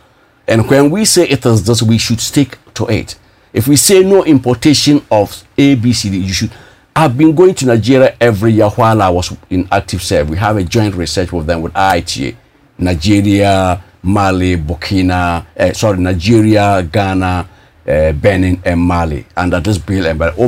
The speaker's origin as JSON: {"language": "English", "country": "Russia", "said": "when I came from Russia. We're able to release 5 excellent millet varieties, which is unprecedented in the annals of research when it comes to early millet. And millet is the most nutritious, if not buckwheat, we call it in Russian, grichiha."}